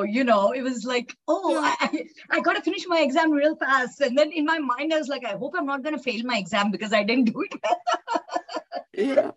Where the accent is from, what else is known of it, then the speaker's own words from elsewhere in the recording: Hyderabad, Telangana, India; moved away as an adult; I actually was born and raised in India, Hyderabad